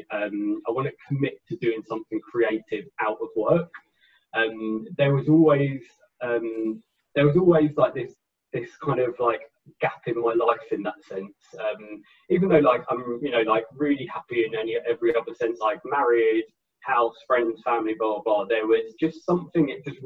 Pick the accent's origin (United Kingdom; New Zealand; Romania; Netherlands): United Kingdom; Enfield, London; moved away as an adult; now in Nottingham, United Kingdom; originally I'm from Enfield in North London. I now live in Nottingham in the Midlands in the UK